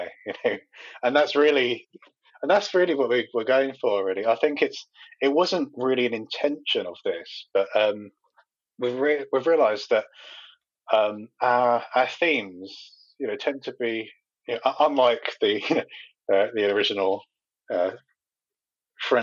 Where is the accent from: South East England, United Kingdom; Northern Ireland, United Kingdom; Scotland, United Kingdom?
South East England, United Kingdom; Medway; born or raised there